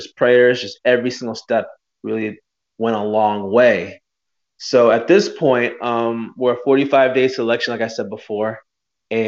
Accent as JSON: {"language": "English", "town": "Boston", "region": "Massachusetts", "country": "United States", "tie": "born or raised there", "moved": "as an adult", "lives_now": "Washington, D.C., United States", "said": "I was born in Boston, Massachusetts. My parents were born and raised in Nigeria. Growing up in Boston"}